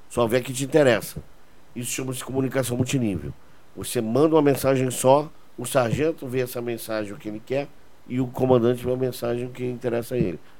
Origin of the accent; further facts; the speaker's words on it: Portugal; Eu sou português, tenho dupla nacionalidade.